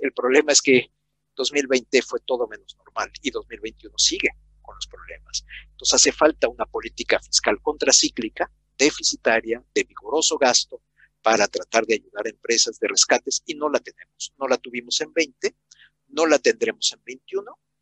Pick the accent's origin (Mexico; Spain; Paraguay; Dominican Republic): Mexico; las dos crisis de deuda que tuvimos en los 80s y en los 90